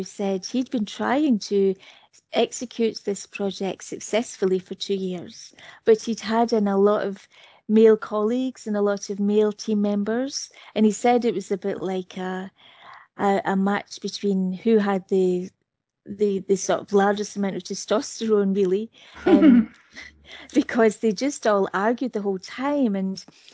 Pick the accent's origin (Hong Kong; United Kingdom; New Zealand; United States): United Kingdom; I'm British